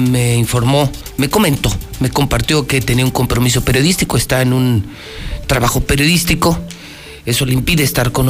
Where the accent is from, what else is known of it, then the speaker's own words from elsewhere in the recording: Mexico; si soy mexicano, parezco europeo